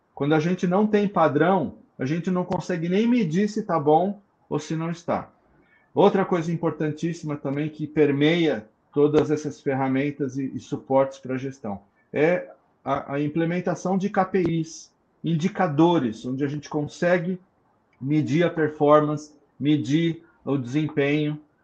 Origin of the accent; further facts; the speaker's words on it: ABC Paulista, São Paulo, Brazil; Sou do ABC Paulista